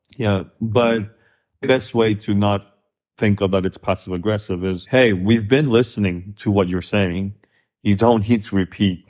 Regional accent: Kazakhstan; also born or lived in Korea / Los Angeles, United States / New York, United States; now in United States; growing up in Kazakhstan, which is very post-Soviet

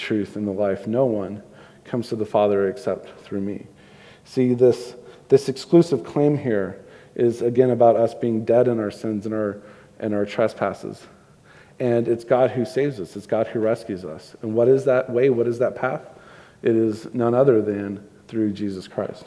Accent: Houston, Texas, United States; moved away; I grew up in Houston

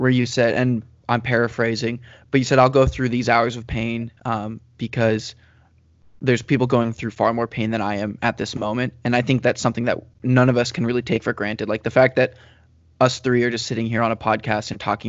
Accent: United States; as an American

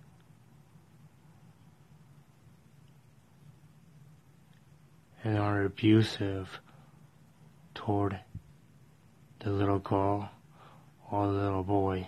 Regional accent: Colorado, United States; from Colorado

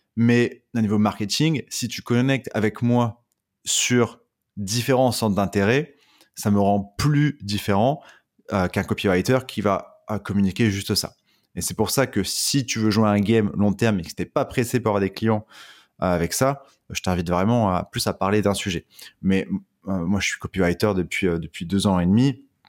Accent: Dunkirk, Hauts-de-France, France; je viens de Dunkerque

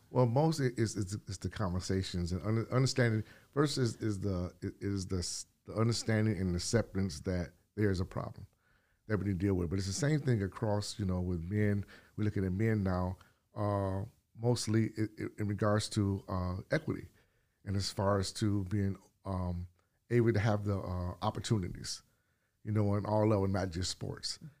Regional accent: California, United States; also born or lived in Detroit; now in Wales Township, United States; I'm from California

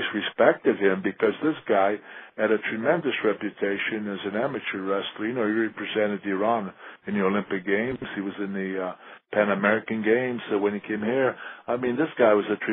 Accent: Italy; moved away; I want to go back to my hometown

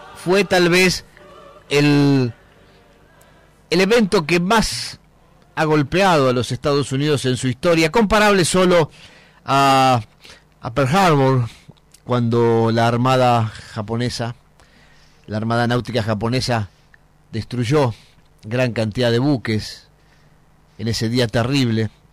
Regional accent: Argentina; acá en Argentina

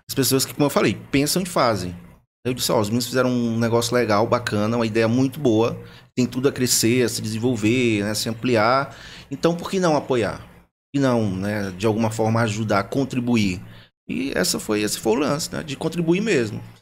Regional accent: Teresina, Piauí, Brazil; moved away as an adult; now in Votuporanga, Brazil; Sou piauiense, de Teresina.

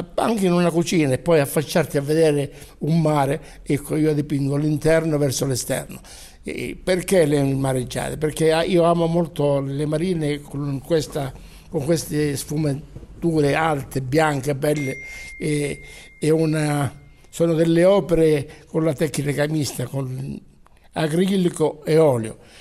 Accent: Gioia Tauro, Calabria, Italy; now in Milan, Italy; essere qui a Gioia Tauro per me è sempre uno stimolo per amare sempre di più la mia terra

